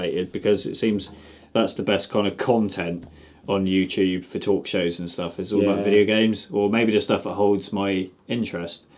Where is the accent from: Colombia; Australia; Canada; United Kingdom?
United Kingdom; England; we're English as well